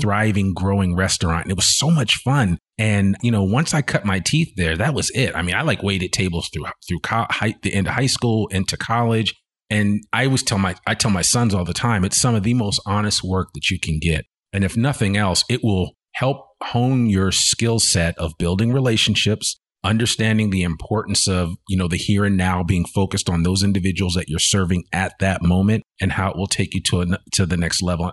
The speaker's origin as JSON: {"language": "English", "region": "outside of New York City", "country": "United States", "tie": "born or raised there", "also_born_or_lived": "Richmond, Virginia / Washington, D.C.", "moved": "as an adult", "lives_now": "Arkansas, United States", "said": "born in Richmond, Virginia, but I grew up outside of New York City"}